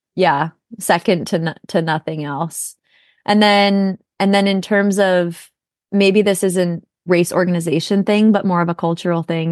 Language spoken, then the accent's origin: English; Minnesota, United States; now in Portland, United States; I'm actually originally from Minnesota, so I'm used to the snow